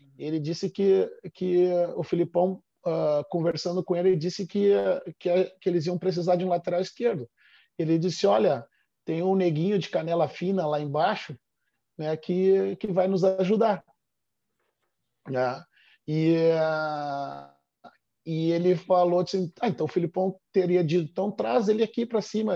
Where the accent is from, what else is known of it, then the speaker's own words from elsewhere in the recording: Porto Alegre, Rio Grande do Sul, Brazil; exatamente onde eu nasci